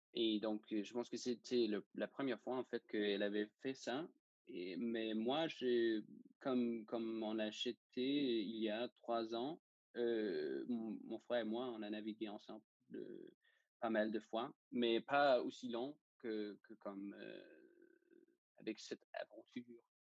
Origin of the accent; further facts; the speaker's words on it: Denmark; French is a second language; je suis danois et c'est pour ça que j'ai un petit accent, peut-être